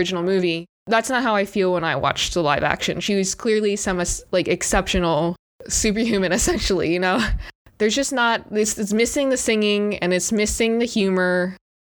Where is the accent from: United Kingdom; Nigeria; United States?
United States; I grew up in America